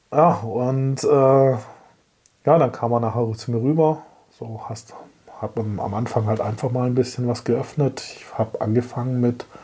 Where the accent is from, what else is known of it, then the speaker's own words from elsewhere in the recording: Germany; komme aus Deutschland